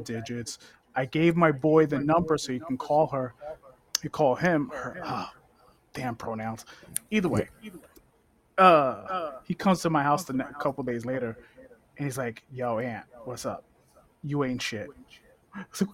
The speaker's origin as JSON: {"language": "English", "region": "New York", "country": "United States", "tie": "born or raised there", "said": "Growing up in New York, growing up in the Village"}